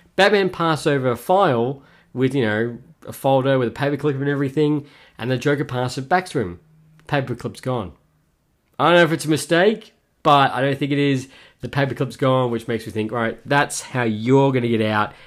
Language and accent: English; Melbourne, Victoria, Australia; my hometown, Australia, Melbourne